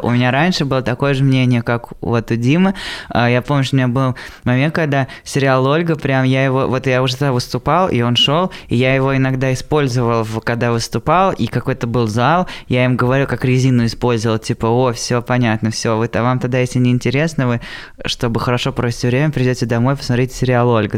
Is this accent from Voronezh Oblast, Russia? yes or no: yes; Voronezh, Voronezh Oblast, Russia; я из Воронежа